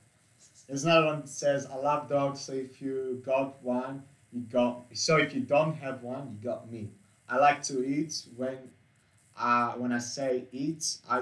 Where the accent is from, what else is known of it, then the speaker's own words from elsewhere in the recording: Australia; Yeah, so I have a German background and I'm an Australian as well.